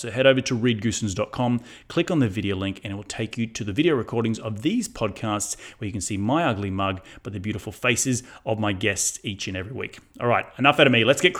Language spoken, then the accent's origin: English; Australia; accent: Australian; now in United Kingdom; remember moving to England many, many years ago, and people couldn't understand what I was saying because of my thick Australian accent.